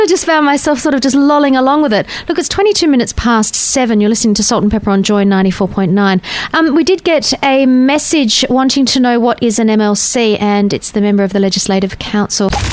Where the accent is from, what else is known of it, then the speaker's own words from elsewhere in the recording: Safety Bay, Western Australia, Australia; I grew up in Safety Bay